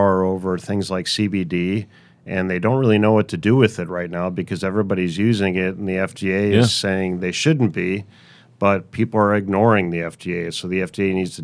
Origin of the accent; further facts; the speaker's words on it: Chicago, Illinois, United States; moved away; I grew up in beautiful Chicago, Illinois